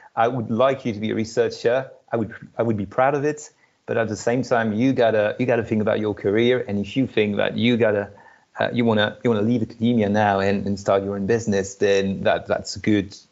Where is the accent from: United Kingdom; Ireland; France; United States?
France; moved away as an adult; studied in France uh, my home country